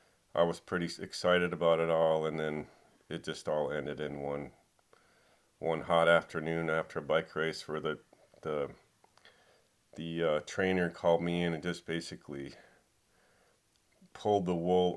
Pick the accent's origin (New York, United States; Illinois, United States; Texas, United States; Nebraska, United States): Illinois, United States; Chicago; also born or lived in Europe; I grew up in the Midwest mostly, and I was about 13 years old, just living west of downtown Chicago